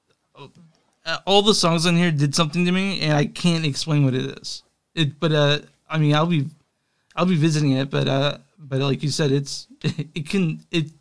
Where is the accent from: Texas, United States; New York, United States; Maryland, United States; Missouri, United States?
Texas, United States; moved away as an adult; now in Kansas City, United States; I grew up in Texas for the first, until I was probably 29 or 27 is when I moved to KC